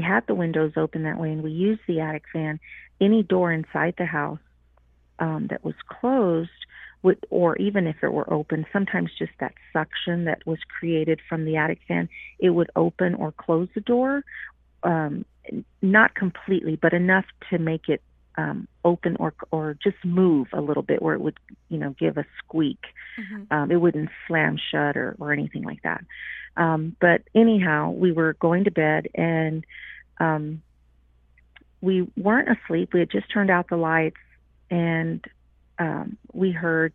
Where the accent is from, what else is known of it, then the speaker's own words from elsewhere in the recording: Houston, Texas, United States; I grew up in Houston